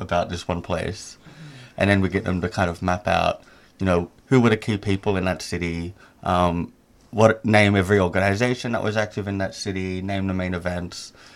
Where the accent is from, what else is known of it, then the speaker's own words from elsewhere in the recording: Sydney, New South Wales, Australia; moved away as an adult; also born or lived in Indonesia; I'm originally from Sydney, Australia, um, but up until the pandemic, I was living in Indonesia